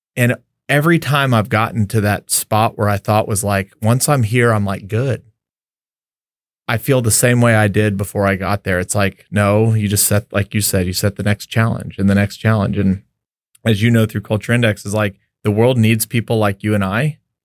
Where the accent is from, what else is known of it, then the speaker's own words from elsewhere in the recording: El Paso, Texas, United States; also born or lived in Lubbock, Texas; I grew up in El Paso, Texas